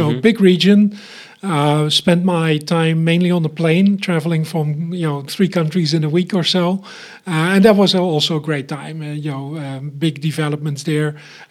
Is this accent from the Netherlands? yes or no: yes; Eindhoven, North Brabant, Netherlands; moved away as an adult; also born or lived in Munich, Germany; So, I was born in the Netherlands, in Eindhoven, so around Philipstown is what we called it there, the town of lights for the Netherlands.